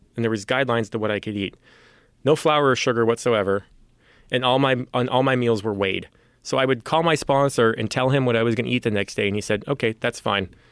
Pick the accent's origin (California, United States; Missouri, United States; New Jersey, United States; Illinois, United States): California, United States; San Francisco; I was born and raised here in San Francisco